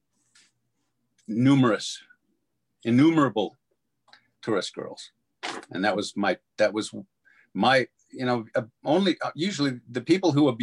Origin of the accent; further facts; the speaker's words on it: Catalina Island, California, United States; I grew up on Catalina Island